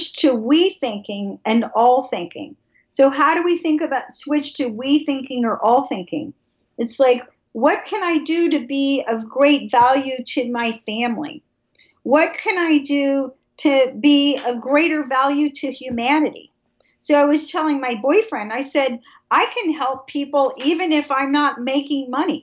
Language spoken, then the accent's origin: English; Atlanta, Georgia, United States; I am from Atlanta, I'm from the South